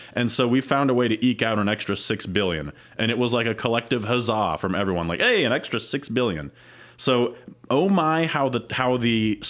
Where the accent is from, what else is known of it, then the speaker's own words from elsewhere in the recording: Ohio, United States; I grew up in Ohio, but this is my home.